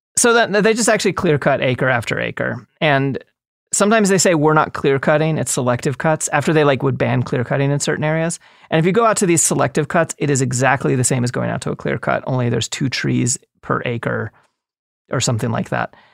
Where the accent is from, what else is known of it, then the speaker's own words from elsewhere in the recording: East Coast, United States; moved away; I grew up on the East Coast